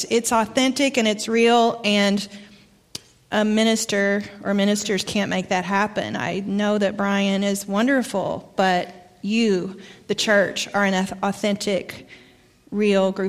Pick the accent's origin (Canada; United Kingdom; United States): United States; Arkansas; accent: Arkansas; moved away; My accent comes from Arkansas. Haven't lived there in a long time.